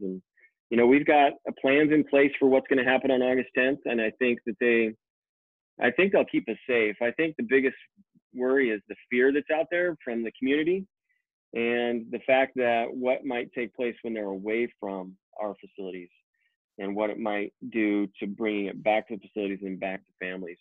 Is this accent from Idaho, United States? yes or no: yes; Boise, Idaho, United States; I was born and raised right here in Boise, Idaho